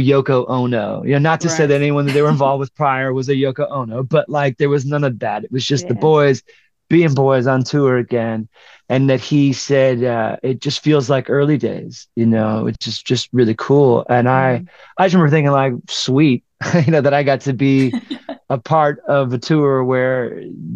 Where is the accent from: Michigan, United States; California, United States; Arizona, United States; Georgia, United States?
Michigan, United States; Detroit; moved away; we were in Detroit, which was my hometown